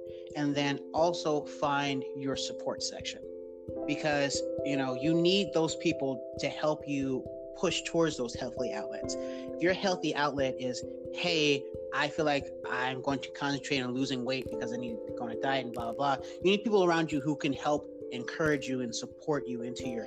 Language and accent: English; Tennessee, United States; I'm from Tennessee